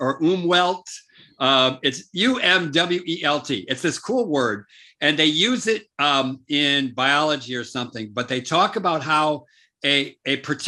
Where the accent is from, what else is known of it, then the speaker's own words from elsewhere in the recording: United States; now in South Africa; me growing up in America